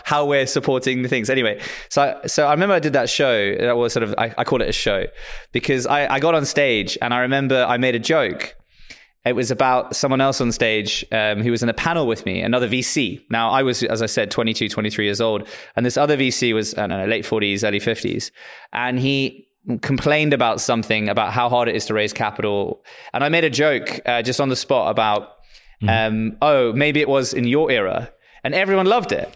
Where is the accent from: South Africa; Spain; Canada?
South Africa; moved away; also born or lived in Lisbon; I'm actually South African